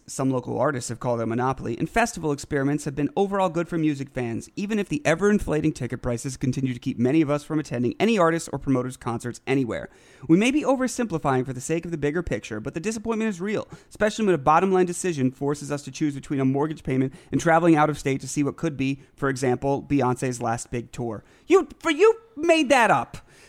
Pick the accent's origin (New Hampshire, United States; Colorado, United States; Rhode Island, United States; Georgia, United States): Rhode Island, United States; Providence; growing up in Providence, Rhode Island, there were like, you know, I always had to travel to Boston or somewhere to see someone I really, really wanted to see.